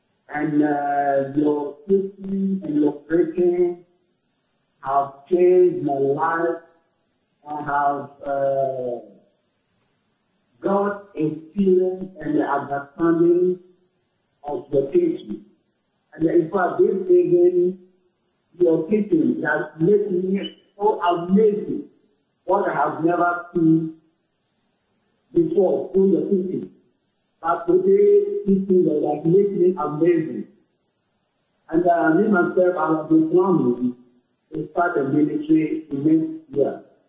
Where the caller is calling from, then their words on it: Germany; I am calling from Germany.